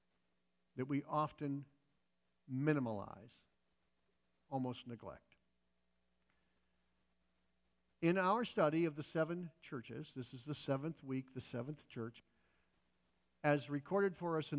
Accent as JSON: {"language": "English", "country": "United States", "said": "functioning as an American"}